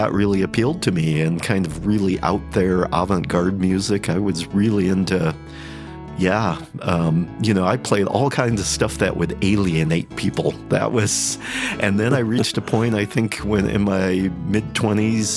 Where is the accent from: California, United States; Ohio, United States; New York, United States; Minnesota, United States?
Ohio, United States; Cleveland; born and raised in Cleveland, Ohio.